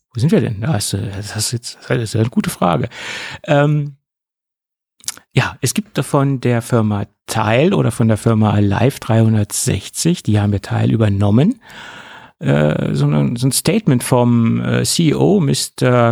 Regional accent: Germany

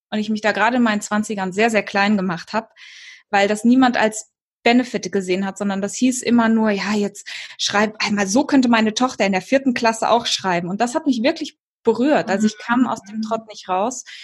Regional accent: Kenya; ja, ich bin in Kenia geboren und aufgewachsen. Viele denken ja immer, dass es Südafrika ist

